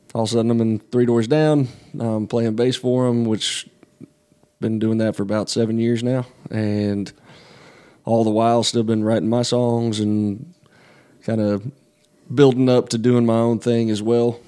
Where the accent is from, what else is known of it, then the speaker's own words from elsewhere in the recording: outside of Asheville, North Carolina, United States; I grew up in North Carolina, um, up in the mountains uh, outside of Asheville